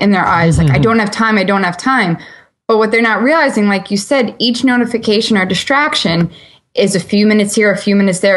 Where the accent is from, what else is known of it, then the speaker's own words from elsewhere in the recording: New York, United States; I'm a New Yorker.